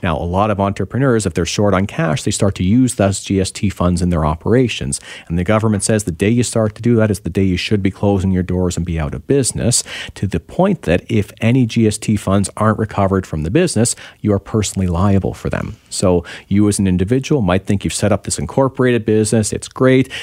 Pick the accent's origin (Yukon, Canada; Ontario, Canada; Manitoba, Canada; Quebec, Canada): Ontario, Canada; now in British Columbia, Canada; I'm from Ontario originally.